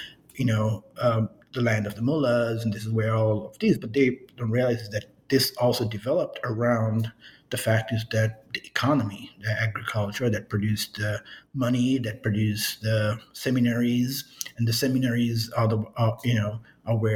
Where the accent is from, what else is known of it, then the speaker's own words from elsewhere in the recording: New York, United States; moved away; also born or lived in Miami; I grew up in New York